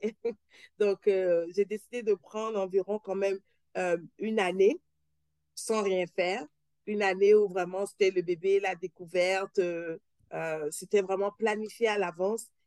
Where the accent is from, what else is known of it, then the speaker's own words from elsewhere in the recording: Benin; moved away as an adult; also born or lived in Paris, France / Quebec, Canada; now in Toronto, Canada; je suis née, j'ai grandi au Bénin